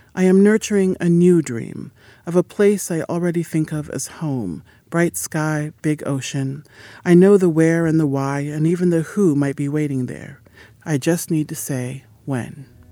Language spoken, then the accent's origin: English; Midwest, United States; I say I'm from the Midwest, which I am, and that I have never lived in a big city